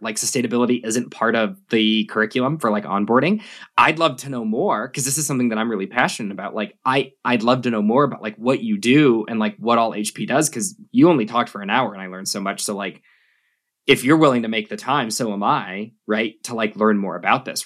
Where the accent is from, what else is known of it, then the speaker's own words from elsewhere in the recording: Albuquerque, New Mexico, United States; also born or lived in Sydney, Australia; growing up in New Mexico, where, like, most of the jobs are government